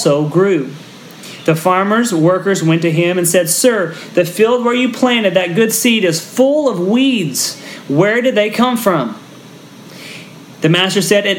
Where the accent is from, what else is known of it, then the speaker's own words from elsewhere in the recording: Texas, United States; now in Philippines; I'm from Texas, and so I grew up in the middle of wheat country